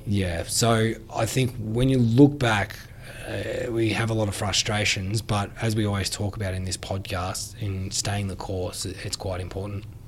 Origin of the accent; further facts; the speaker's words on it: Australia; I've seen it in my hometown